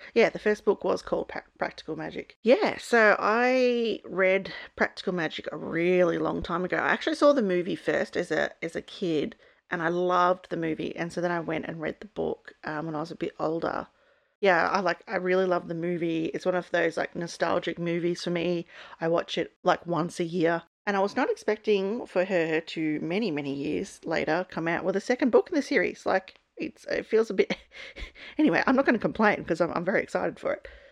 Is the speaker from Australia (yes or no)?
yes; Australia; I'm an Aussie